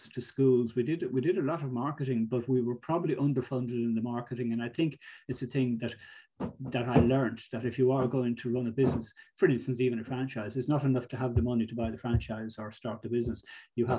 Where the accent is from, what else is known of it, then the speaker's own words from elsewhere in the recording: Greystones, Leinster, Ireland; also born or lived in Monkstown / Galway; I grew up in Greystones. My parents lived in Monkstown first, and then we moved to Greystones when I was about 10